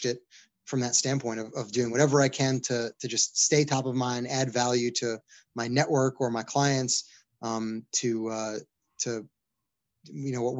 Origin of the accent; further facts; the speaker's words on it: New York, United States; my hometown in New York